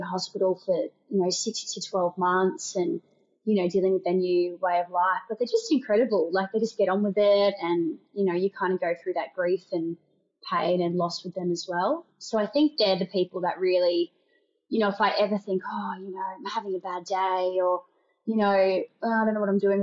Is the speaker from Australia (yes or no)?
yes; Bundaberg, Queensland, Australia; also born or lived in Brisbane; now in Sydney, Australia; I grew up, I was born in Brisbane, but grew up in a small town called Bundaberg.